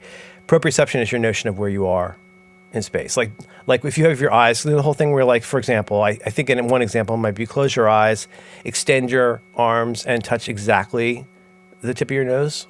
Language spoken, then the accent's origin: English; Ohio, United States; That's why I sound like that.